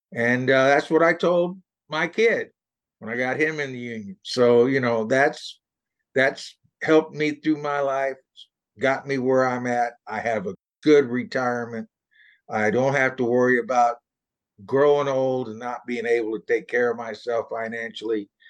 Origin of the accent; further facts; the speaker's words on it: Texas, United States; now in Southwest Washington, United States; I grew up in Texas